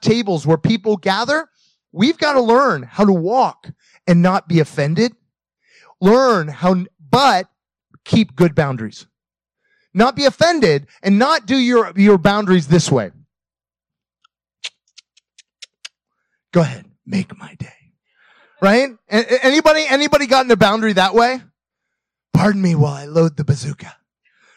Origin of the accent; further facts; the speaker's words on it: United States; moved away; also born or lived in Russia; being an American in Russia, speaking English